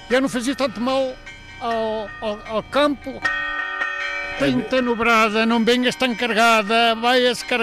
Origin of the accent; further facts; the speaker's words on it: Freixiosa, Bragança District, Portugal; Eh, nascido e criado em Freixiosa de Vila Sada Braciosa, Miranda do Douro.